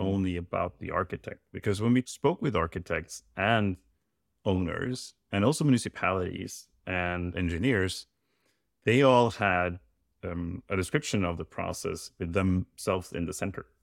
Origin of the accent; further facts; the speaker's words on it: Norway; I'm from Norway.